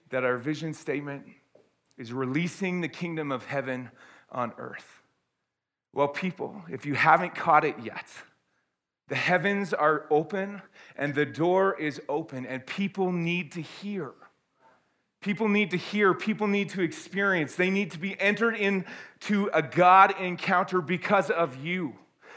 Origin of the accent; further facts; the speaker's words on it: Canada; also born or lived in Airdrie, Alberta; I am glad that I am Canadian